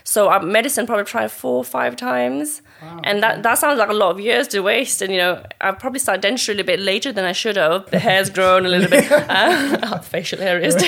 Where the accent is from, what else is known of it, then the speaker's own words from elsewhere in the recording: Colchester, East of England, United Kingdom; also born or lived in Mustang, Nepal; I grew up in Colchester since I was eight, nine years old and lived there, you know, army background, Nepali family, um, settled there